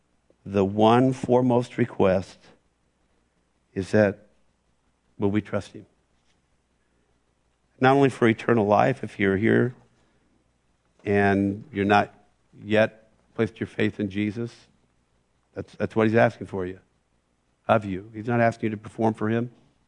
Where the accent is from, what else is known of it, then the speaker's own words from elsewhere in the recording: West Coast, United States; I didn't know anybody at Moody. I came from the West Coast.